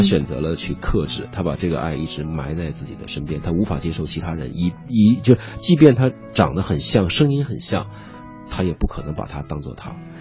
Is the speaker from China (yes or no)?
yes; China; moved away; also born or lived in United Kingdom; 其实我们中国人在脑子里都可以心算出来